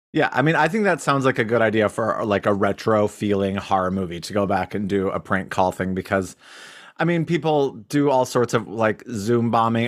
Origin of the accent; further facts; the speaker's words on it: Cody, Wyoming, United States; in Wyoming, especially my hometown